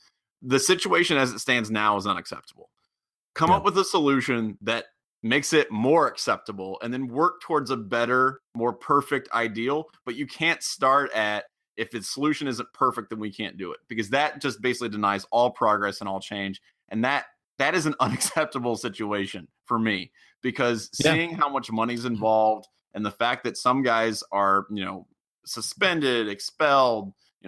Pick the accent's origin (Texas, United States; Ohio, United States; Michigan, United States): Ohio, United States; Middletown; I'm originally from Middletown, and I went to Fenwick